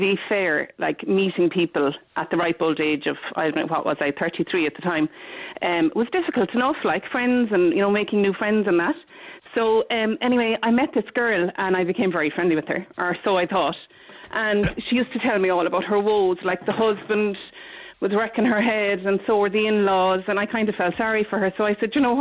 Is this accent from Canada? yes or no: no; Cork, Munster, Ireland; now in Mayo, Ireland; I was born in Douglas